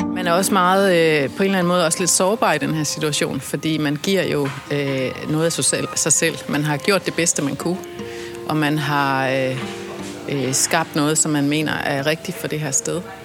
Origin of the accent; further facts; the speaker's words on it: South Funen, Southern Denmark, Denmark; now in Copenhagen, Denmark; Jeg voksede op på Sydfyn, langt ude i skoven